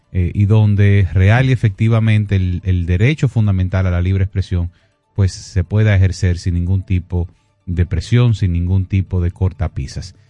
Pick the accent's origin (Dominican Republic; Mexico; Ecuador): Dominican Republic; nosotros eh, como, dominicanos